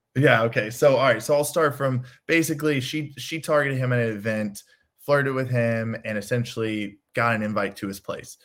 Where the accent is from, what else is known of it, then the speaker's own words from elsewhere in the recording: Chicago, Illinois, United States; I'm from Chicago.